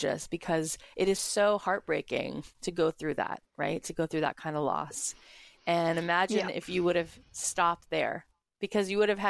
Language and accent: English; Florida, United States; now in Los Angeles, United States; I grew up in Florida and now living